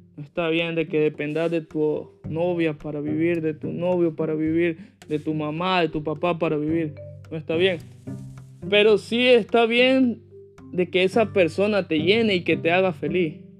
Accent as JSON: {"language": "Spanish", "country": "Nicaragua", "tie": "born or raised there", "moved": "as an adult", "lives_now": "United States", "said": "yo que crecí, viví 17 años en Nicaragua"}